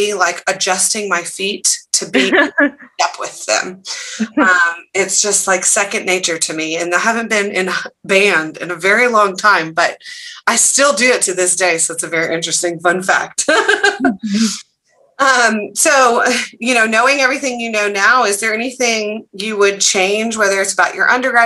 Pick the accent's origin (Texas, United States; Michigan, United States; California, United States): Texas, United States; Dallas; I went to high school in Dallas